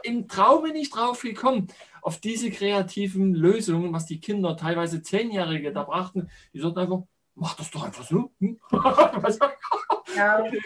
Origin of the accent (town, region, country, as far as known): central Saxony, Germany; born or raised there